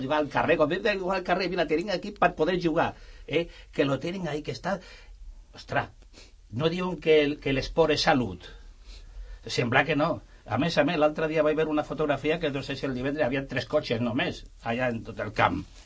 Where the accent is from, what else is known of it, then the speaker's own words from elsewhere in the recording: Extremadura, Spain; now in Sant Cugat, Spain; jo me recordo del meu poble, allà a l'Extremadura